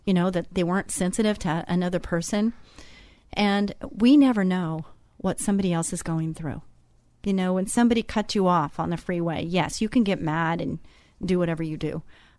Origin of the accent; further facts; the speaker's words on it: Texas, United States; I'm Texan.